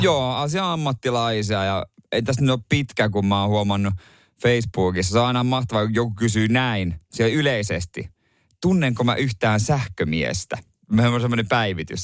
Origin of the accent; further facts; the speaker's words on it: Ostrobothnia, Finland; siellä on paljon tätä niin tota, hyvinkin uskovaista sakkia siellä meillä päin